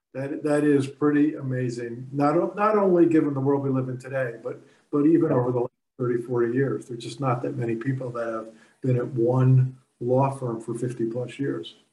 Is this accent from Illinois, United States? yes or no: no; Newark, New Jersey, United States; I was born in Newark also